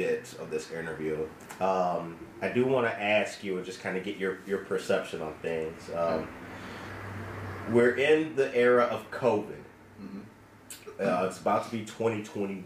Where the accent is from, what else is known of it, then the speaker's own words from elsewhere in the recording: Harvey, Illinois, United States; growing up in Harvey, Illinois